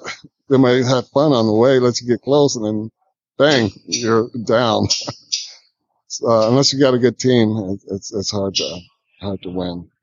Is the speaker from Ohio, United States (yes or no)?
yes; Toledo, Ohio, United States; also born or lived in Vancouver / New York; now in Atlanta, United States; Toledo, Ohio, my hometown